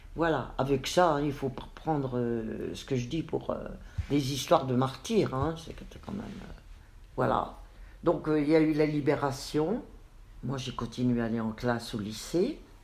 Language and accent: French; Nancy, Grand Est, France; also born or lived in Metz; nous avons quitté Metz avec maman et mes trois frères pour venir nous installer à Nancy